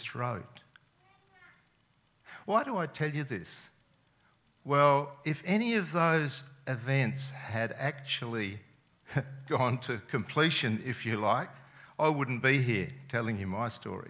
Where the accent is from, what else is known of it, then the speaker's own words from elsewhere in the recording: Adelaide, South Australia, Australia; first language Serbian; English is a second language; I was born and lived in Adelaide my whole life